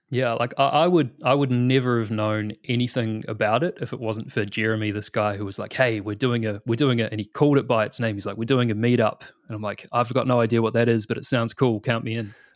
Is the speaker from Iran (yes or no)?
no; New Zealand; moved away as an adult; now in Australia; you probably tell by the accent, I'm originally from New Zealand